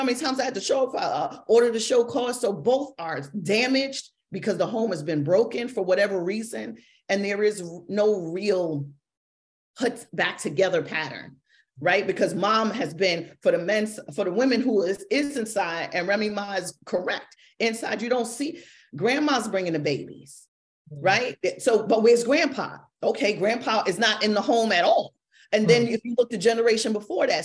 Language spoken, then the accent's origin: English; New York City, New York, United States; born or raised there